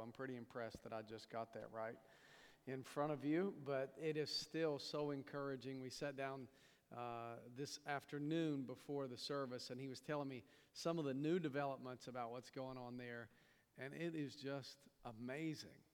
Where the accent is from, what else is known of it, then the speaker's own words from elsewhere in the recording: East Tennessee, United States; accent: hillbilly; moved away; also born or lived in New York; I grew up in East Tennessee